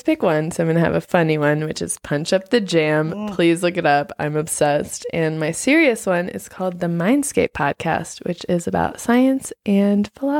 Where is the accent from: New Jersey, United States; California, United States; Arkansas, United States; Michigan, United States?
California, United States; Los Angeles; In the burbs of LA.